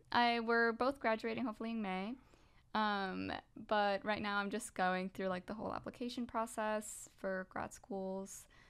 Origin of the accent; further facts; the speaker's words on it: Puerto Rico; moved away; I was raised in the Catholic Church back in Puerto Rico, which is where I was raised